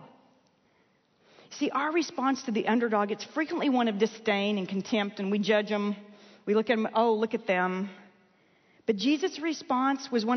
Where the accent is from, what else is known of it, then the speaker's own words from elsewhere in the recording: Texas, United States; I was born in the United States. In fact, I got to Texas as quickly as I could. As soon as my parents wised up, we moved here